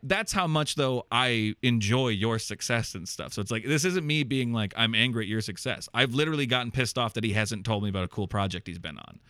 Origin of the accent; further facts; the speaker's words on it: Iowa, United States; I moved back to Iowa and, like, back to my hometown